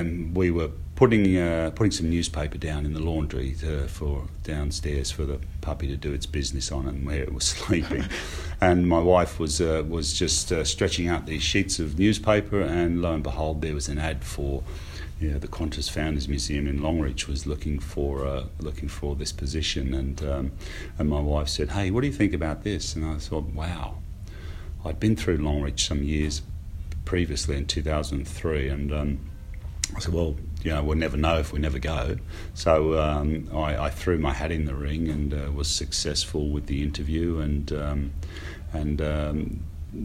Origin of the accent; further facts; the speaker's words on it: United Kingdom; moved away as an adult; also born or lived in Sydney, Australia; now in Australia; I grew up in the UK